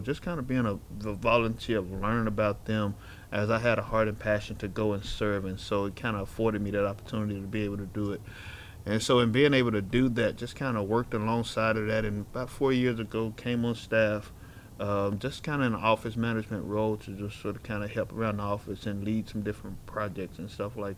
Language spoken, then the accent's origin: English; Little Rock, Arkansas, United States; I grew up here in Little Rock, single parent home